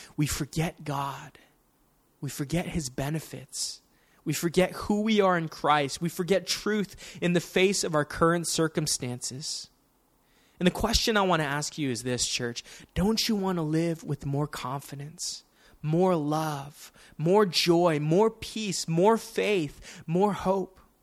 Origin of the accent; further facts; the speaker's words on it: Daly City, California, United States; I grew up in Daly City